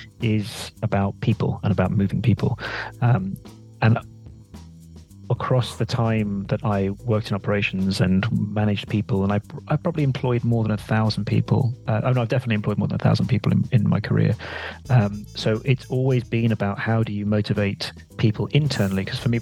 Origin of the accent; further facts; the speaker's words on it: Sierra Leone; He stayed in West Africa. That's why I was brought up in Sierra Leone as a result.